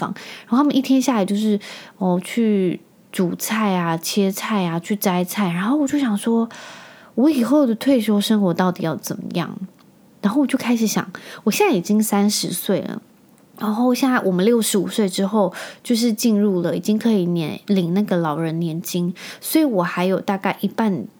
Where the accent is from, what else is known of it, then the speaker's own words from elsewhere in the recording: Penghu County, Taiwan; 我那时候小时候啊，我就是住在澎湖，